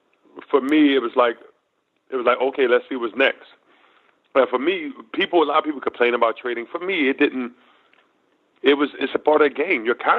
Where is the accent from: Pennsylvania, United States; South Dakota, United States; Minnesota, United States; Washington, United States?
Pennsylvania, United States; Philadelphia; That was a great experience for me to play in my hometown.